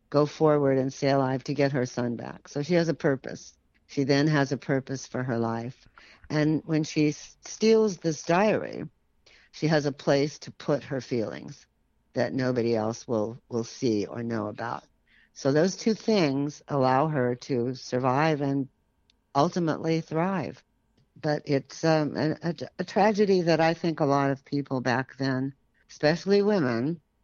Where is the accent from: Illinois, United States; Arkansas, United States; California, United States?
California, United States; San Francisco; I grew up in San Francisco